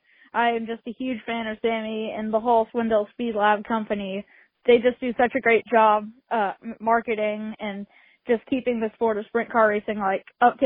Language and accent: English; Lawrence, Kansas, United States; I'm from Lawrence, Kansas, northeastern Kansas. I live in the town that the University of Kansas is in.